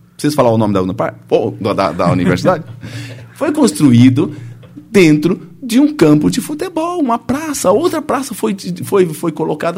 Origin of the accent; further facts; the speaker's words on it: Brazil; lá em Autônia, onde é a minha terra natal